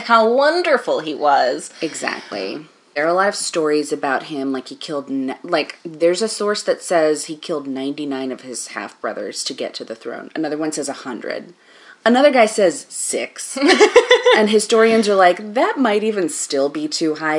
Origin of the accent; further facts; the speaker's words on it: United States; as an American person